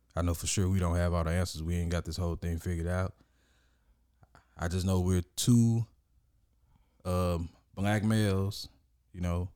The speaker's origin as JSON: {"language": "English", "town": "Orange", "region": "Texas", "country": "United States", "tie": "born or raised there", "said": "I was born and raised in Orange, Orange, Texas"}